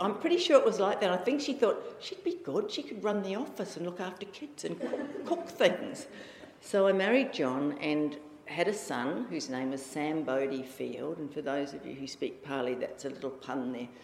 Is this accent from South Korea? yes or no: no; Auckland, New Zealand; also born or lived in Australia; now in Perth, Australia; I came from Auckland, and my family were very creative